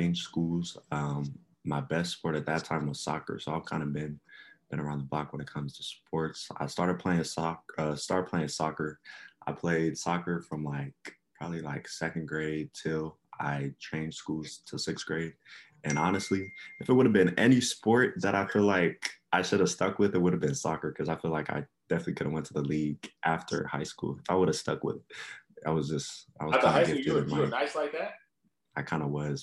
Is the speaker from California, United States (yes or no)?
no; Columbus, Ohio, United States; originally, I'm from Columbus, Ohio, the 614.